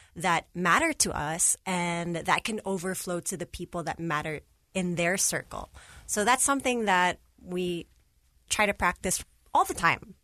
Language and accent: English; Virginia, United States; now in Philippines; I grew up in Virginia